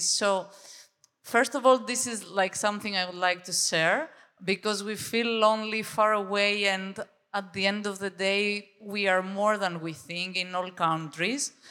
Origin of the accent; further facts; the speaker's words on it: Greece; English is a second language; I coming, I'm coming from Greece.